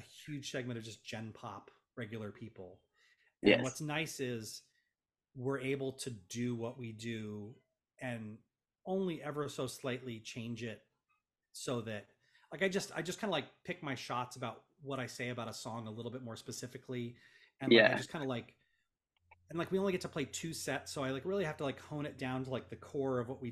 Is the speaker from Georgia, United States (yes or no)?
no; Los Angeles, California, United States; as an Angeleno